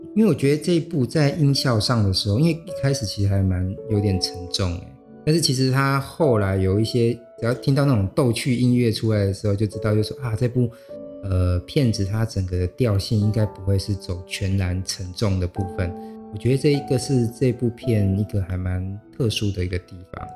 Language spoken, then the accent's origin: Chinese; Xinzhuang, New Taipei, Taiwan; 因为我老家就在新庄嘛